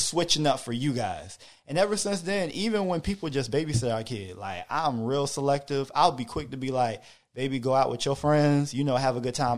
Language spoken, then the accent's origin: English; Hampton, Virginia, United States; moved away; I'm from Hampton, Virginia